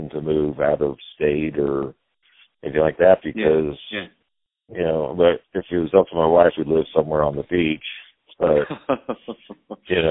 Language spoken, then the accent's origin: English; Cincinnati, Ohio, United States; I was born and raised in Cincinnati, Ohio, and I was raised on the west side of Cincinnati